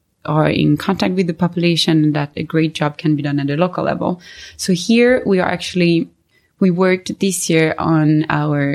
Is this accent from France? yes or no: yes; France; moved away as an adult; also born or lived in Sweden; now in Stockholm, Sweden; I was born and raised in France. I'm in Sweden since 2010